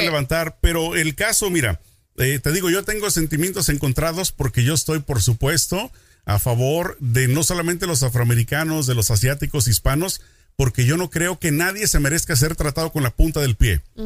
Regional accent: Mexico; a mí como mexicano

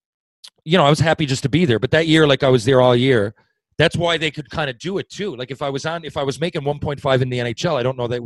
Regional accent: Newfoundland and Labrador, Canada; I'm a Newfoundlander. Growing up, we had a defeatist attitude. We didn't leave the island much.

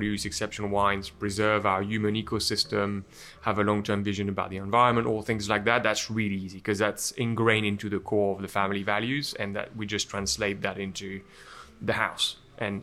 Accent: Champagne, Grand Est, France; English is a second language; moved away as an adult; also born or lived in United Kingdom; I grew up in Champagne

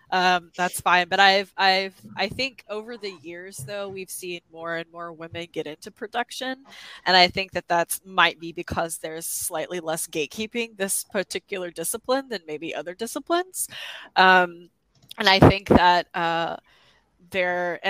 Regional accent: the South, United States; I'm from the South

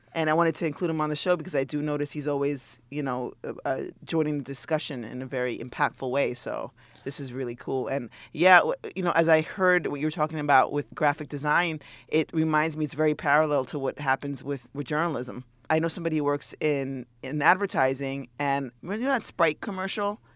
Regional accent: New York City, New York, United States; growing up maybe in New York City

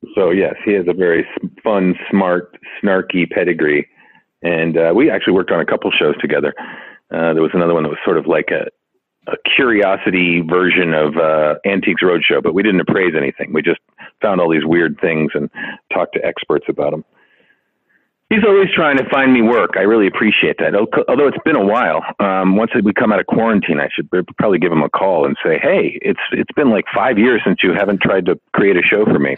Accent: Santa Fe, New Mexico, United States; moved away as an adult; also born or lived in Chicago, Illinois / Ohio / Los Angeles, California; now in Las Vegas, United States; Originally Chicago. Lived there till I was ten, and then moved to Santa Fe, New Mexico. Uh, lived there through end of high school.

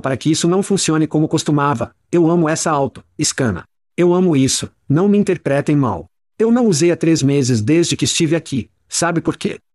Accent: United States; moved away as an adult; now in Ireland; Como americanos

